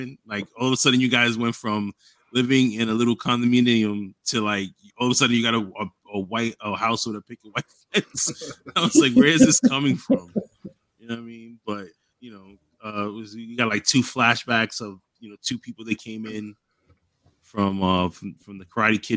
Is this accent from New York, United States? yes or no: yes; New York, United States; I'm from New York.